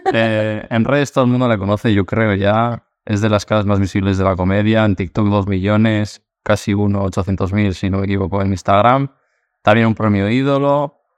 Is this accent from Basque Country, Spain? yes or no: yes; Basque Country, Spain; now in Madrid, Spain; yo no soy de Madrid, yo soy vasco, de un pueblo también